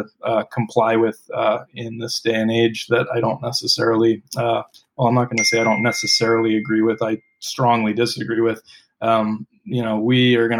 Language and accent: English; Maui, Hawaii, United States; moved away as an adult; also born or lived in Reno, Tahoe area; now in Maui, United States; I grew up on Maui